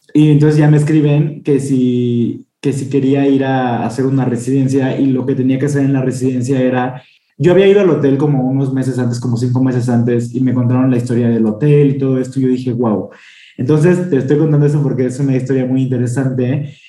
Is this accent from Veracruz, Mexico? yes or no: no; San Luis Potosí, Mexico; moved away as an adult; now in Mexico City, Mexico; soy de San Luis Potosí, pero vivo en la Ciudad de México desde hace cuatro años.